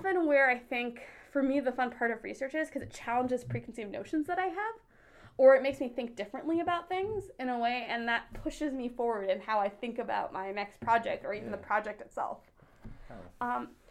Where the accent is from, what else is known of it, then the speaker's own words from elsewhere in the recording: United States; So I am Indian American. So my parents are immigrants from India. So I grew up here